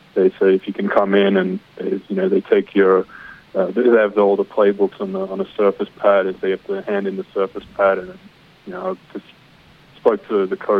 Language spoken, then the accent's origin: English; Sydney, New South Wales, Australia; also born or lived in Texas / San Francisco; now in Green Bay, United States; I'm from Sydney